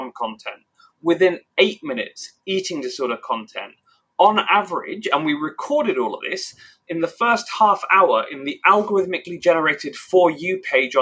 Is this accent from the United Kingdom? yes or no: yes; England, United Kingdom; I'm British and I grew up in England.